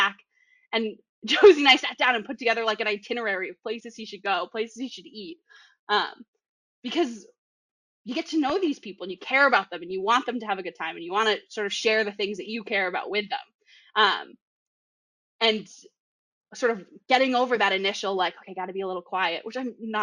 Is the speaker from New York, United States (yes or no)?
no; Boston, Massachusetts, United States; accent: Boston; I have a really strong Boston accent